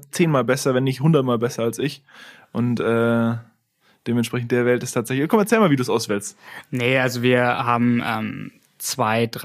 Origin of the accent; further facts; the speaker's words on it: Italy; also da bin ich auch sehr viel groß geworden in Italien. Ich, ich spreche auch Italienisch